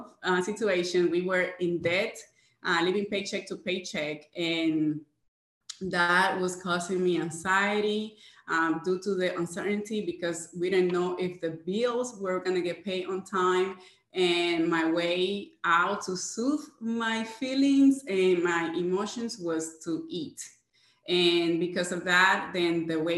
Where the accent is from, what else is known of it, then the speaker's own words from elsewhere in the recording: Jacksonville, Florida, United States; I am from Jacksonville, Florida.